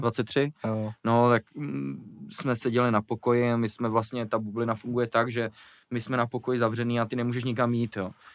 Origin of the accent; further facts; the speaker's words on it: Prague, Czechia; Když jsem byl malý, jak jsme bydleli na Žižkově, hmm. potom jsme se přestěhovali za Prahu a pak jsem se přestěhoval jako zase do Prahy